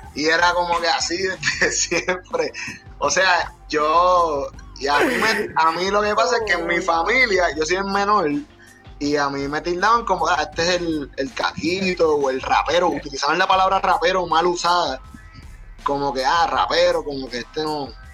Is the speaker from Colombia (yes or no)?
no; Puerto Rico; nuestro país